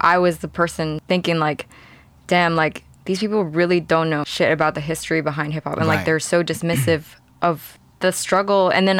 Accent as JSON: {"language": "English", "country": "Hong Kong", "tie": "born or raised there", "said": "I grew up in Hong Kong, but it's a privilege."}